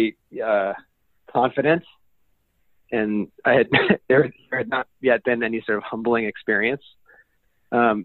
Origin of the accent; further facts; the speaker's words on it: Denver, Colorado, United States; I grew up in Denver, Colorado